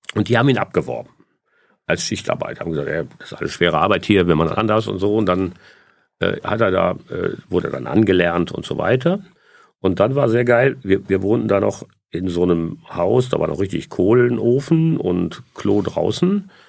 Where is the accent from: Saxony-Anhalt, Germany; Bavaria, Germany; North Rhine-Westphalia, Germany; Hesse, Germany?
North Rhine-Westphalia, Germany; Essen; Ich bin in Essen-Stehle geboren und in Essen-Überruhr aufgewachsen